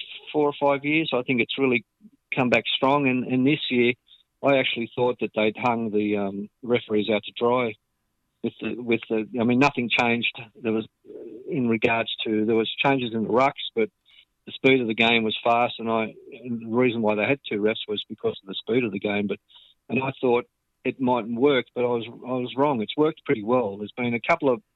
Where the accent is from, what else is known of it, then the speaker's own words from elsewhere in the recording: Sydney, New South Wales, Australia; growing up in Mount Pritchard, I played soccer first couple of years